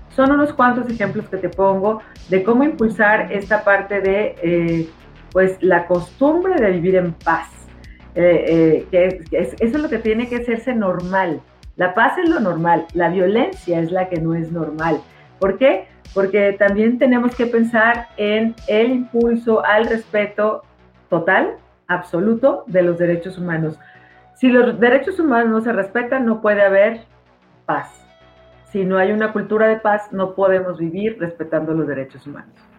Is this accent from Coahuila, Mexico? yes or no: no; Guadalajara, Jalisco, Mexico; nuestra ciudad